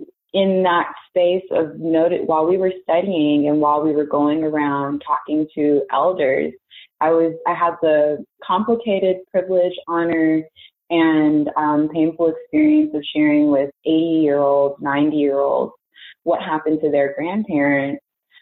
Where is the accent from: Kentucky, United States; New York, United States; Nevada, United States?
Nevada, United States; Las Vegas; also born or lived in Texas; now in Alabama; I am originally from Las Vegas, Nevada. And by way of being in Texas and from Texas, attending the illustrious Tuskegee University, I came to Alabama.